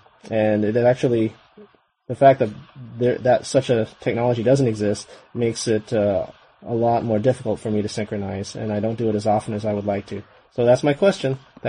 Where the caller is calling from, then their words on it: Fullerton, California, United States; Hello, Cyrus. This is …. I'm checking in from Fullerton, California.